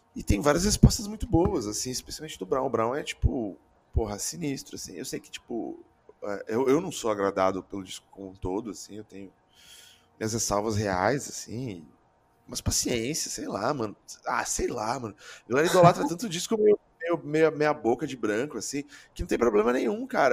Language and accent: Portuguese; Brazil; a gente sendo brasileiro ainda